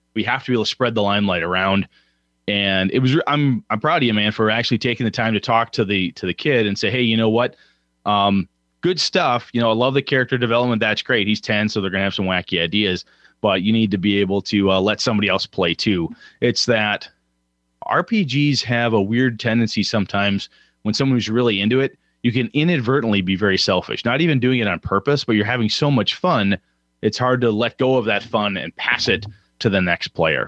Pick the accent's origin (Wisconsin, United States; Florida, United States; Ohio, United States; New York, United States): Wisconsin, United States; Wausau; moved away; my hometown of Wausau, Wisconsin